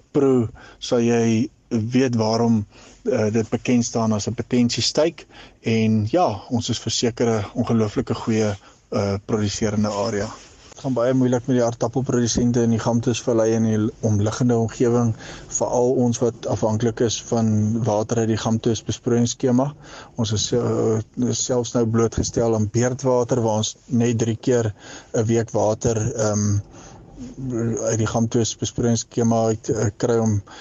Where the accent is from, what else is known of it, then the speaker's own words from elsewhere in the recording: Hankey, Eastern Cape, South Africa; ek het groot geword in die Gamtoes Vallei Hankie